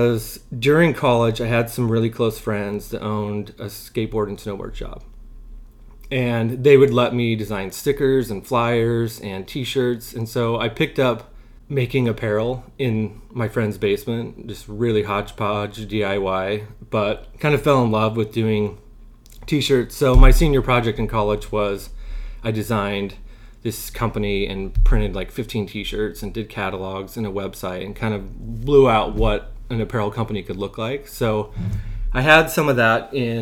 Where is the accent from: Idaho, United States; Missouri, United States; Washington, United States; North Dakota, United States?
Idaho, United States; Southeast; moved away as an adult; also born or lived in Brooklyn, New York; We're both from Southeast Idaho and kind of grew up there